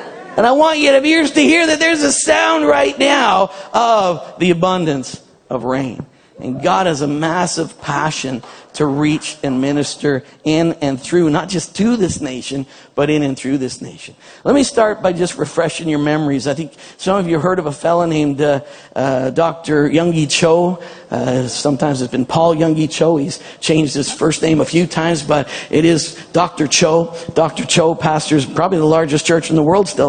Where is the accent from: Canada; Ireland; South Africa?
Canada; I'm a Canadian